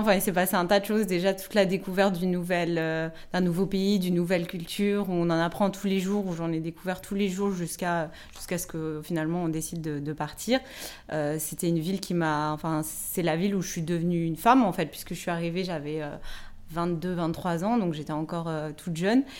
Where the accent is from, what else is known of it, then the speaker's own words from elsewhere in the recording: Nancy, Grand Est, France; moved away as an adult; also born or lived in Lebanon; now in Paris, France; je suis originaire de Nancy. Euh, j'ai, habité huit ans au Liban et là, je suis de retour en France depuis, depuis 3 mois.